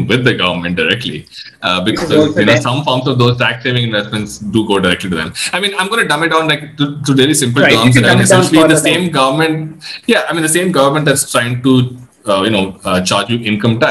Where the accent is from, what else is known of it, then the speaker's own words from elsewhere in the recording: India; I'm an Indian